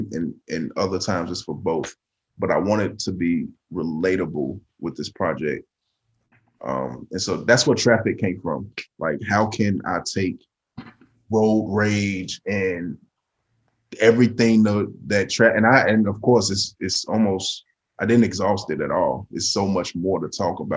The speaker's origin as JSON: {"language": "English", "town": "Chicago", "region": "Illinois", "country": "United States", "said": "I live in a city of Chicago. So most people are like, oh, I'm from Chicago, but they live in Matteson, Illinois, or something. Like, I'm really from Chicago"}